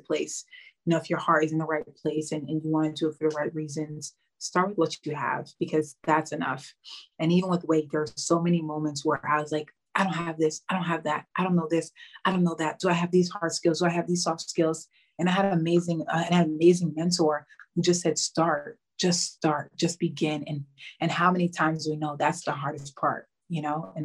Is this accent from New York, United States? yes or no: yes; New York City, New York, United States; moved away as an adult; now in Spain; growing up in New York City, a huge melting pot